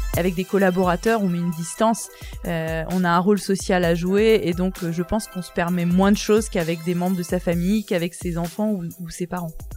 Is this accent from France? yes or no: yes; Guérande, Brittany, France; moved away as an adult; now in Lille, France; Je suis originaire de, de Bretagne, plus précisément de, de Guérande